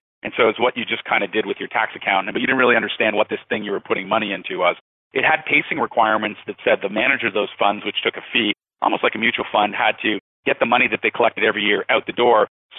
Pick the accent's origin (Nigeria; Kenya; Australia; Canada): Canada; also born or lived in Toronto; because I'm a Canadian and I'm living in Toronto.